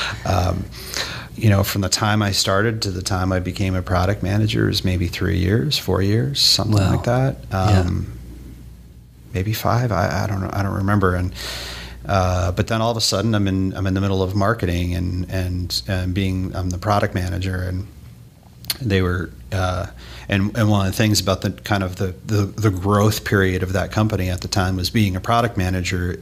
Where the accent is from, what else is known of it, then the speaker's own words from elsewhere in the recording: Oyster Bay, New York, United States; moved away as an adult; also born or lived in Boston, Massachusetts / Worcester, Massachusetts; I'm from New York, uh, born and raised uh, on Long, Long Island, uh, a little town called Oyster Bay